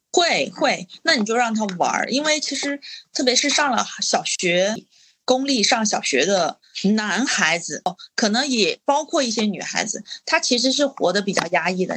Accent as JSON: {"language": "Chinese", "town": "Changsha", "region": "Hunan", "country": "China", "said": "我们作为长沙人，其实我们的口味都是很重的"}